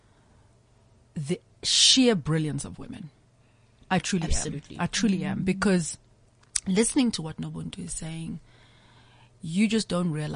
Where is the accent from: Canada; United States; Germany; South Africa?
South Africa; Umlazi, KwaZulu-Natal; I'm a young girl from Natal. I'm from Mlazi